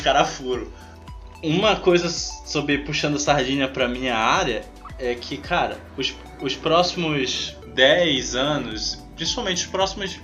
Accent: Amazon, Brazil; eu e tu, nós somos da Amazônia

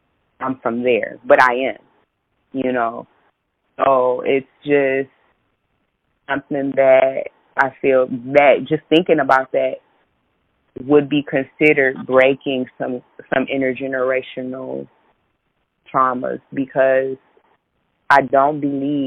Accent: United States; I'm as American as apple pie.

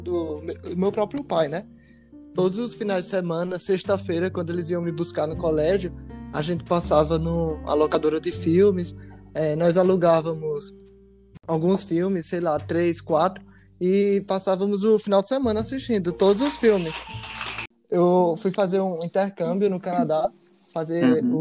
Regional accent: Paraíba, Brazil; moved away as an adult; now in Rio de Janeiro, Brazil; Vim direto da Paraíba pela primeira vez morando fora aqui no Rio de Janeiro. Eu já era cirurgião quando eu saí da Paraíba

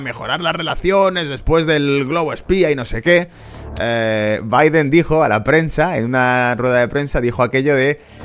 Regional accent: Spain; como español

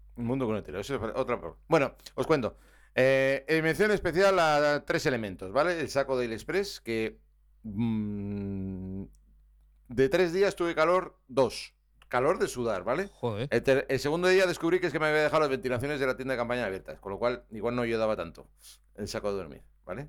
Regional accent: Navarre, Spain; soy navarro

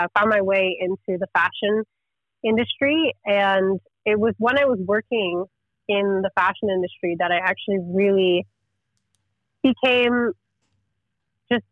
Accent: Kingston, Ontario, Canada; moved away as an adult; also born or lived in Montreal; now in Kingston, Canada; I was born and raised in Kingston, Ontario, and I went to school here as well

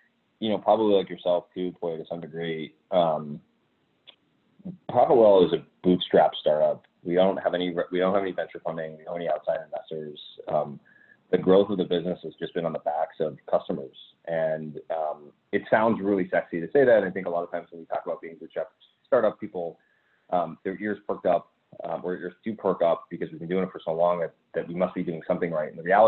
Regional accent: Massachusetts, United States; I grew up in the North Shore of Boston, but we lived internationally for about 5 years.

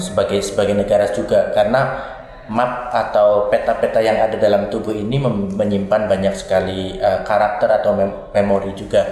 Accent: Banyumas, Central Java, Indonesia; saya mulai belajar tari tradisi sejak waktu saya SMA, hmm. SMK Sendang Mas Banyumas di Banyumas

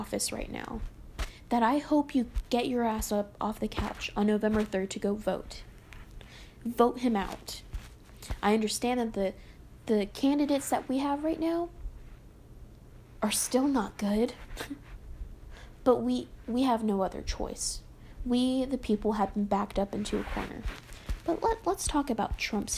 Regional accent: United States

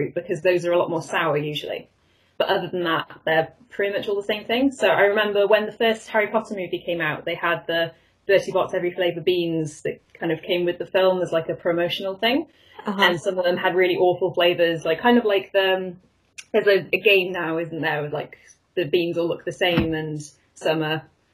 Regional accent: Cardiff, Wales, United Kingdom; Cardiff in Wales, which is a fairly middle-sized city. Kind of ended up back here again, having gone away to university, so back in my hometown.

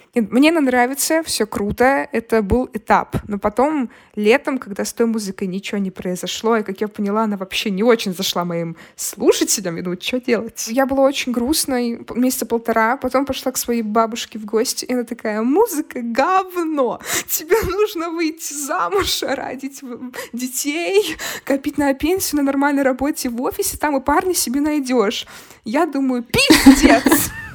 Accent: Brest, Brest Region, Belarus; moved away; мы из Бреста, у нас бедная семья

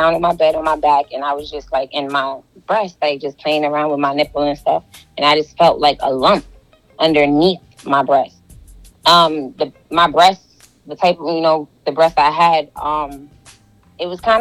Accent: New York City, New York, United States; I'm from Brooklyn, New York

